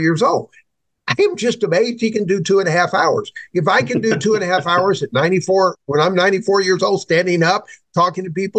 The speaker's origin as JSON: {"language": "English", "country": "United States", "said": "we as Christians in America"}